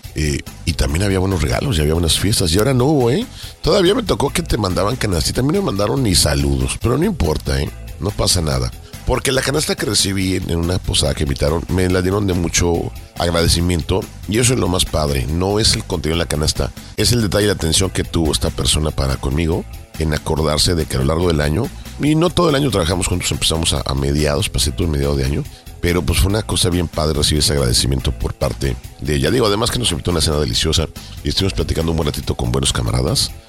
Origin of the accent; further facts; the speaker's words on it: Mexico; como mexicanos